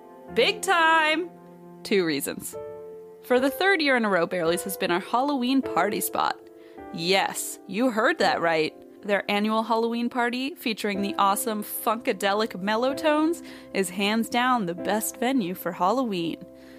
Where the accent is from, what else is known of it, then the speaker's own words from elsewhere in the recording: Philippines; Hello, I'm Filipino, need I say more?